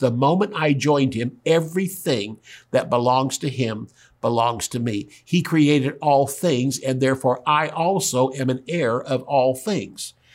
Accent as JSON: {"language": "English", "region": "the South", "country": "United States", "said": "I'm from the South"}